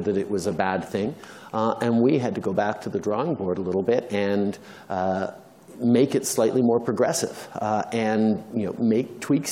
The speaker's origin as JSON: {"language": "English", "country": "Canada", "said": "I think I can speak for all Canadians in the room"}